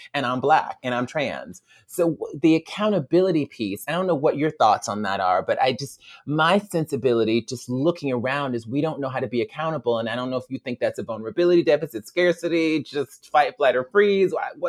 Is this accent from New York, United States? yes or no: no; Alabama, United States; And we were in Alabama, my home state, and we were driving, I think, from Montgomery to Selma.